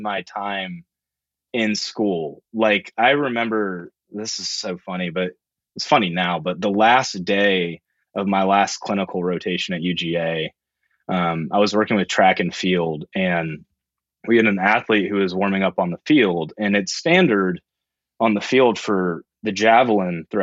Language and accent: English; Roswell, Georgia, United States; also born or lived in Alabama / Athens, Georgia; I was born in Alabama, but a couple years after, we shortly moved to Georgia around the Atlanta area in the suburbs. So grew up most of the time in the suburbs